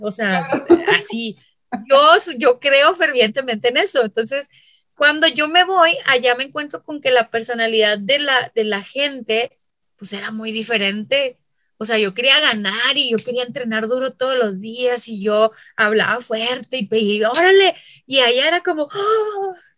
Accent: Chihuahua, Mexico; accent: northern; moved away; soy de Chihuahua

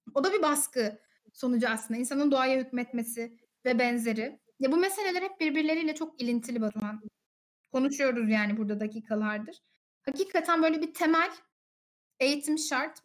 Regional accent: Konya, Turkey; Ben de Konyalıyım

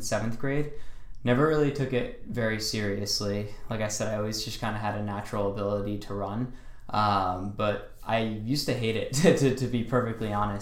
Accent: Niskayuna, New York, United States; moved away as an adult; now in Boston, United States; I'm from Niskayuna, New York

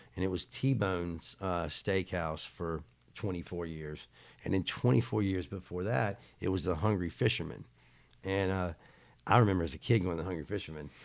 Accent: Charlotte, North Carolina, United States; I'm from Charlotte

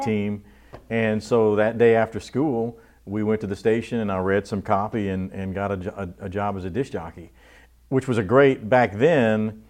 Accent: Abbeville, Louisiana, United States; also born or lived in Houma; we moved to Abbeville when I was a year and a half old

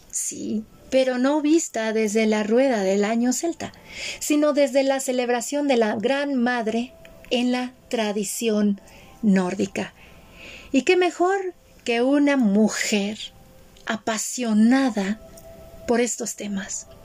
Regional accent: Mexico; born there; ok, yo nací en México, estoy aquí, pero ¿por qué me llaman los rituales de otro país?

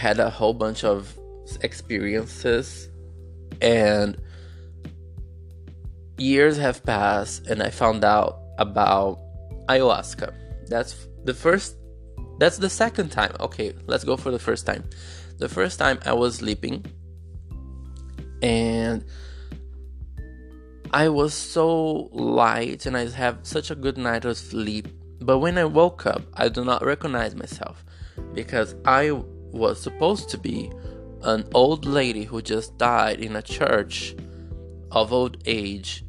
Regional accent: Brazil; English is a second language; English is not my main language. I'm a Brazilian guy struggling in poverty.

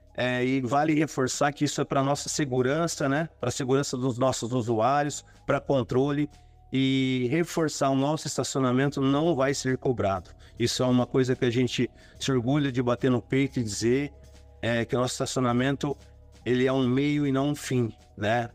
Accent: Sales Oliveira, São Paulo, Brazil; now in São José dos Campos, Brazil; eu sou da região lá de Ribeirão Preto, cidade de Sales Oliveira

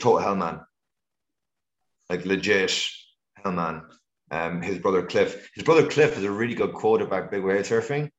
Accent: Ireland; when I was growing up in Ireland, it was the best place on earth to go bodyboarding

